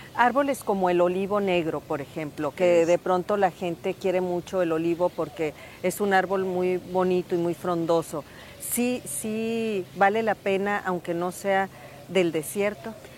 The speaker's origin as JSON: {"language": "Spanish", "region": "Sonora", "country": "Mexico", "said": "lo que somos como sonorenses"}